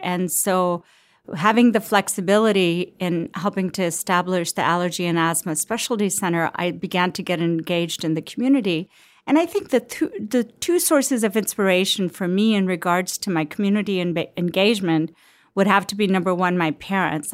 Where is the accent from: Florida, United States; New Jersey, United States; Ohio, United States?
Ohio, United States; Cincinnati; also born or lived in Lahore, Pakistan; I grew up in Cincinnati